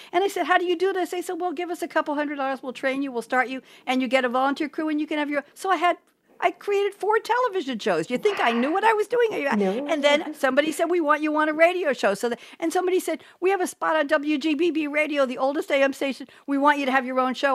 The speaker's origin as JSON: {"language": "English", "region": "New York", "country": "United States", "also_born_or_lived": "Eugene, Oregon", "said": "I'm from New York"}